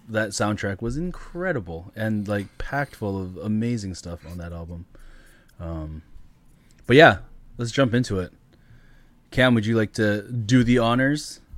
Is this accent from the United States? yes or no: no; Canada; as a Canadian kid growing up in Canada